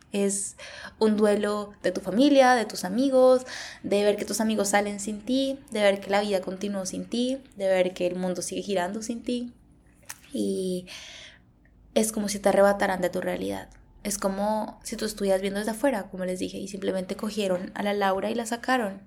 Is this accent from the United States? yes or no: no; Colombia; moved away as an adult; now in Canada; cuando regrese a Colombia no me voy a sentir lo colombiana suficiente para sentirme en casa